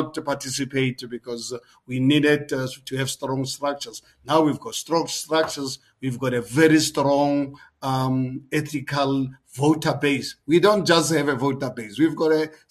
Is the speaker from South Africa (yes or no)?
yes; South Africa; As a South African, 62 years of age, I lived more than half of my life under the apartheid system